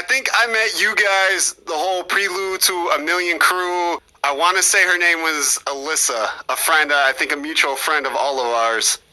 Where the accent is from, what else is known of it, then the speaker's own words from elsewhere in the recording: Mendota, Illinois, United States; my hometown of Mendota